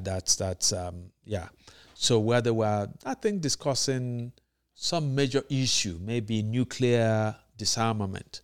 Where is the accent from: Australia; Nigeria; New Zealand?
Nigeria; being Nigerian